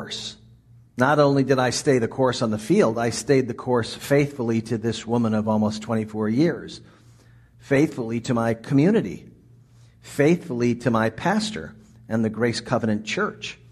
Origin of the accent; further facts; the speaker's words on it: Washington, District of Columbia, United States; moved away; I grew up in the Washington, D.C. area